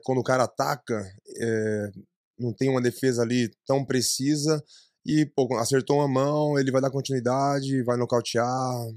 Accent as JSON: {"language": "Portuguese", "area": "ABC", "region": "São Paulo", "country": "Brazil", "moved": "as an adult", "lives_now": "United States", "said": "eu sou do ABC"}